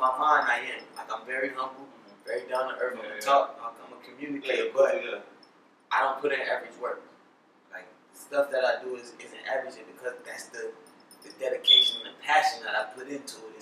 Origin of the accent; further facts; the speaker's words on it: Miami, Florida, United States; I'm from Miami